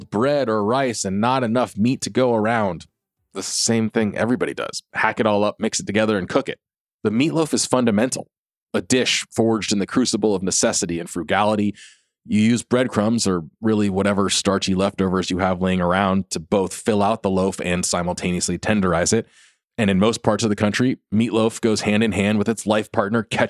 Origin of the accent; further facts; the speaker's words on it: California, United States; as a Californian